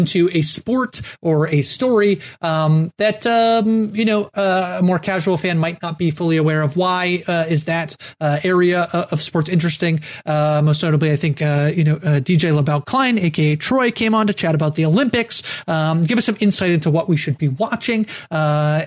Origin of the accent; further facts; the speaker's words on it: Canada; I'm a Canadian